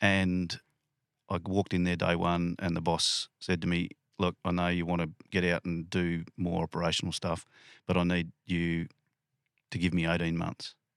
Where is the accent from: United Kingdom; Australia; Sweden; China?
Australia; lower Blue Mountains, New South Wales; also born or lived in Penrith, New South Wales / Canberra; I grew up in the lower Blue Mountains